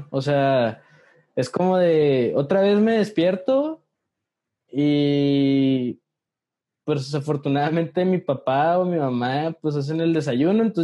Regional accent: interior of the Republic, Mexico; si venimos del interior de la República decimos México para referirnos a la Ciudad

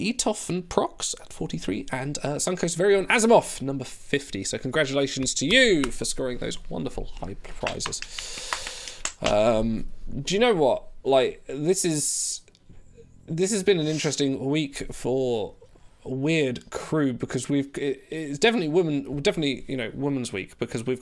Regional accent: Norfolk, East of England, United Kingdom; accent: Norfolk; That's my Norfolk accent coming through

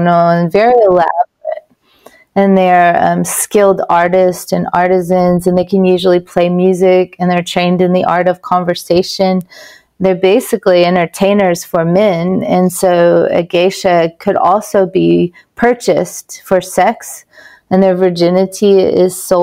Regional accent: Oklahoma, United States; accent: Oklahoma; My Oklahoma accent

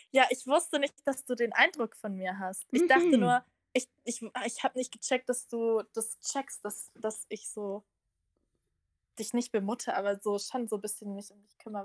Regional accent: Bavaria, Germany; ich bin aus Bayern

